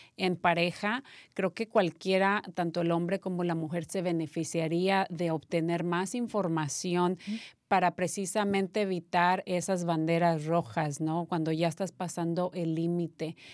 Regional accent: Mexico; Yo soy mexicana

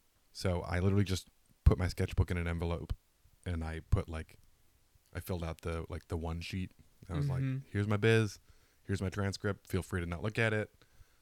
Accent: Detroit, Michigan, United States; moved away as an adult; also born or lived in Worcester, Massachusetts; now in Los Angeles, United States; I'm from Detroit.

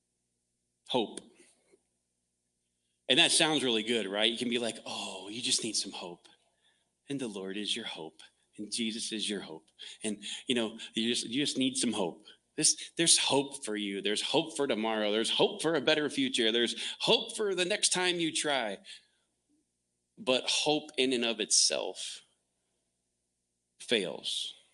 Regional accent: the South, United States; moved away; also born or lived in Texas; I grew up in the South

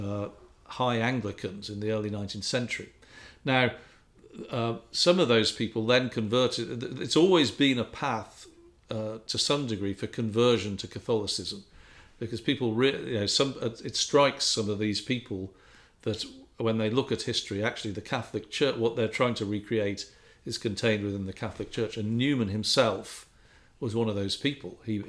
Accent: England, United Kingdom; I grew up in England

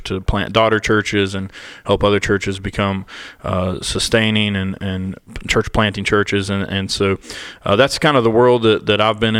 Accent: Lincoln County, West Virginia, United States; also born or lived in Milton, West Virginia; I grew up in Lincoln County, West Virginia, and I was born and raised in that area, which is a very rural area.

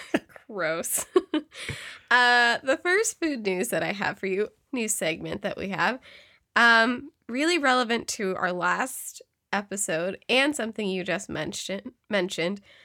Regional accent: Yolo County, California, United States; I grew up in YOLO

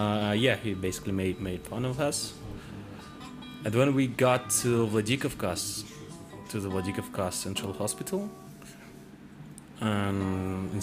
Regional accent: Tbilisi, Georgia; I'm from Georgia, I'm from Tbilisi

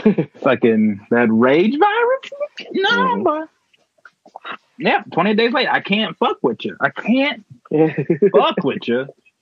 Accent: Chicago, Illinois, United States; I grew up in Chicago.

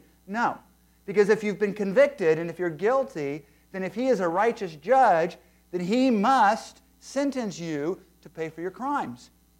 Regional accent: San Diego, California, United States; also born or lived in Fairfield, California / Pensacola, Florida; when I was growing up in San Diego and Fairfield, California, and Pensacola, Florida, and especially when I got saved at the age of 13 and accepted Christ as my Savior in a Christian camp in the desert of California

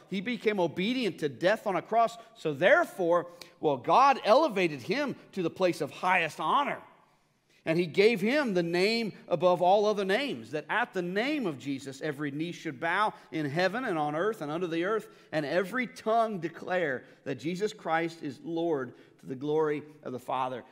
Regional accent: United States; as an American

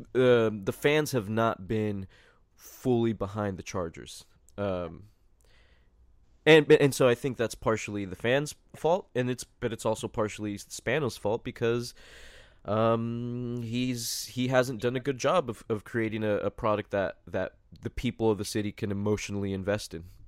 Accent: San Diego, California, United States; we're all from San Diego

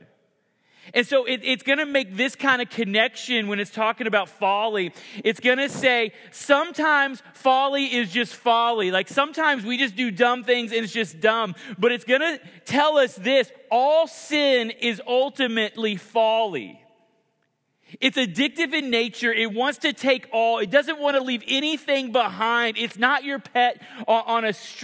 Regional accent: Oklahoma, United States; moved away; I grew up in Oklahoma

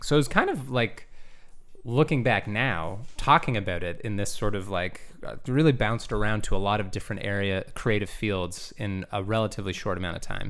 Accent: Gananoque, Ontario, Canada; now in Toronto, Canada; I was born here in Toronto, but, uh, I grew up in a town called, uh, Gananoque

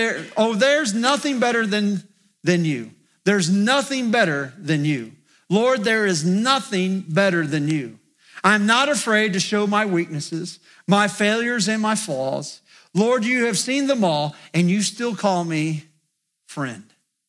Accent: Indiana, United States; now in West Virginia, United States; I'm not from West Virginia, but I've lived here long enough that I feel like I'm a West Virginian. You know why? Because when I go back to Indiana, my friends just say, "Will you just start talking?"

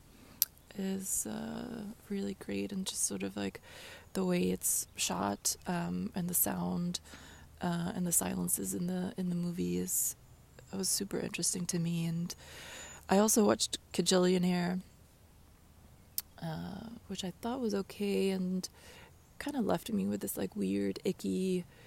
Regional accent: Sweden; moved away; the childhood house in Sweden

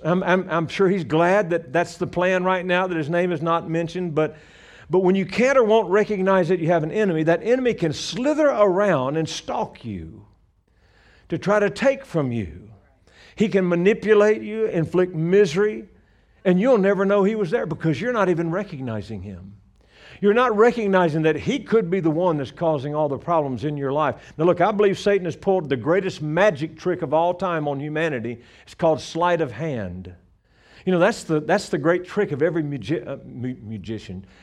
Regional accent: Louisiana, United States; moved away as an adult; now in Colorado, United States; I'm from Louisiana originally. We've been living in Colorado for 35, well, no, 36 years

